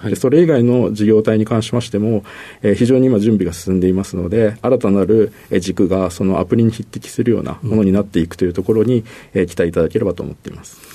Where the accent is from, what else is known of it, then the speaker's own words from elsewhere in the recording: Tama area, Tokyo, Japan; 東京なんですが、はい、えっ、と、多摩地区です